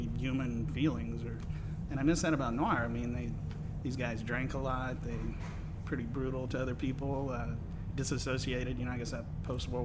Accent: Baton Rouge, Louisiana, United States; moved away; also born or lived in Austin; Grew up in Baton Rouge.

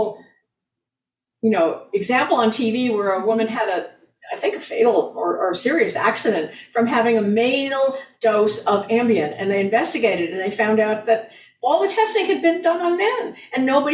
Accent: United States; being an American

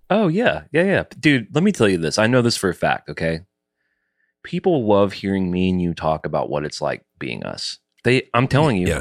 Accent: the South, United States; I was raised in the South

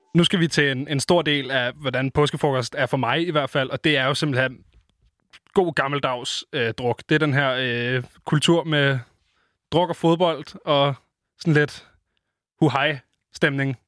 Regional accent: Copenhagen, Capital Region of Denmark, Denmark; fra min opvækst i København

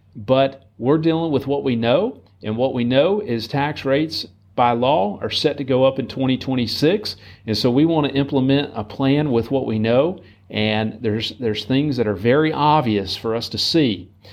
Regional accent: United States; as American citizens. And here in our country

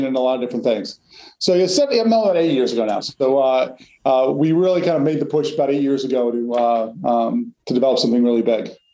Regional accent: New Jersey, United States; moved away as an adult; also born or lived in Massachusetts / New York City; now in Connecticut, United States; I grew up in North Jersey

